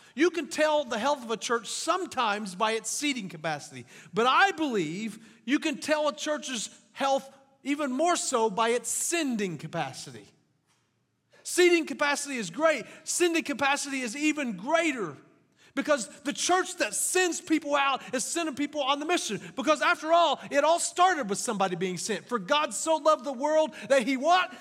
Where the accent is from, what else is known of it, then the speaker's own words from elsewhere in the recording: French Lick, Indiana, United States; also born or lived in Kentucky; now in Jasper, United States; I grew up in French Lick, Indiana